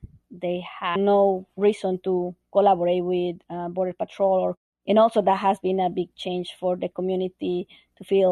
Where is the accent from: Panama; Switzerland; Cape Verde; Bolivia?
Bolivia; now in Vermont, United States; I'm originally from Bolivia